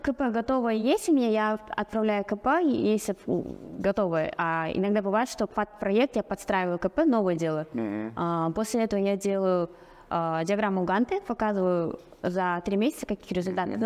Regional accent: Aktau, Mangystau Region, Kazakhstan; now in Astana, Kazakhstan; я сама родом из Актау, сейчас я живу в Астане

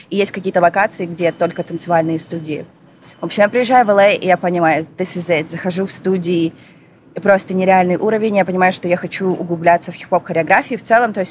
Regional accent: Astana, Kazakhstan; Yeah, born вот. and raised.

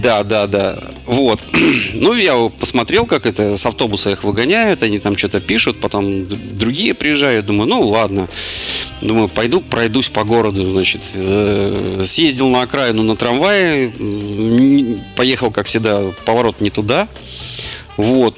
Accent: Russia; я сказал, что из России

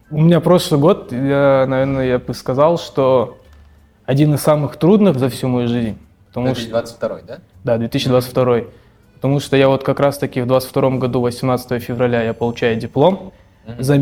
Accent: Bishkek, Kyrgyzstan; born or raised there; also born or lived in Kazan

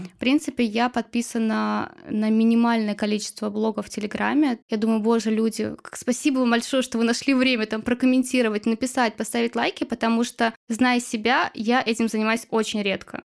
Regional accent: Chuvashia, Russia; я одна из Чуваши

